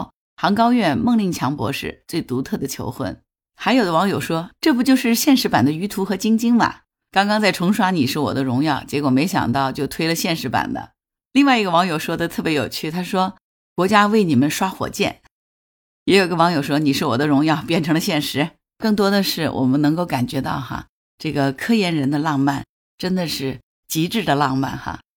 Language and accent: Chinese; Hangzhou, Zhejiang, China; 作为杭州人，